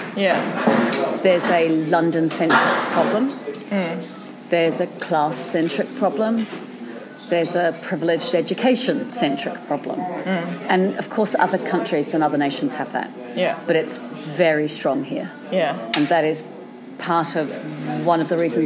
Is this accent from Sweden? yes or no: no; New Zealand; I grew up in New Zealand